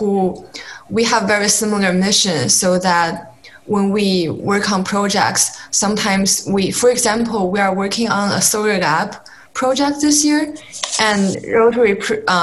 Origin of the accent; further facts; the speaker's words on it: Beijing, China; moved away as an adult; now in United States; I'm an international student from China, Beijing, China